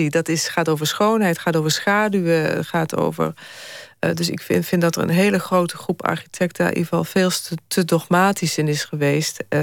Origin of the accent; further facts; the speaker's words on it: Netherlands; ik vind, ben er heel trots op dat wij toch als Nederlanders cultuur hebben dat we iedereen bij elkaar houden